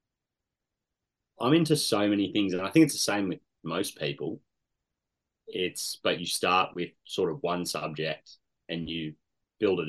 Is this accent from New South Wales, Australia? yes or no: no; Canberra, Australian Capital Territory, Australia; born and bred in Canberra.